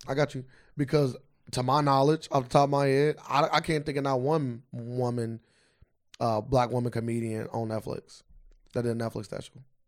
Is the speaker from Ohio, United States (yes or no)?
yes; Cincinnati, Ohio, United States; we're from Cincinnati